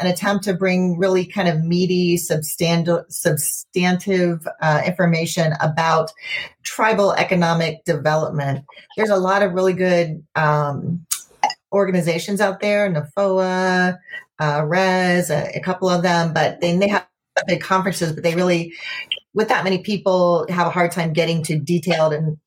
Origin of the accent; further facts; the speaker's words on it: Ohio, United States; moved away as an adult; also born or lived in Alaska / Guam / Pacific Northwest; now in Grand Rapids, United States; I was born and raised in Ohio.